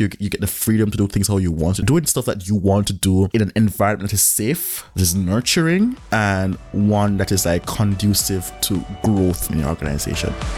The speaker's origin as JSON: {"language": "English", "country": "Jamaica", "moved": "as an adult", "said": "I am from Jamaica"}